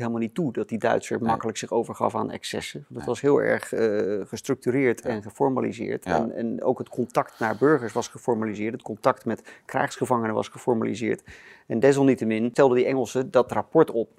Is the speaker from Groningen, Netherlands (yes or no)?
no; Rotterdam, South Holland, Netherlands; Ik ben in Rotterdam geboren